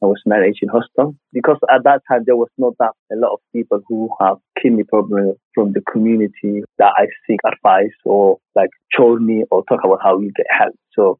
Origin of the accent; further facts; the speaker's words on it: Mali; I'm from East Africa. I'm from Mali and the inner city.